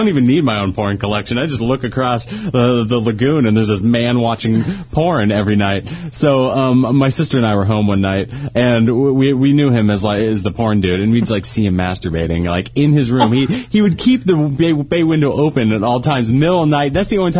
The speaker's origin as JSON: {"language": "English", "town": "Tahoe", "country": "United States", "tie": "born or raised there", "said": "back in my hometown up in Tahoe, there's a lagoon behind our house, like because we live like close to the lake"}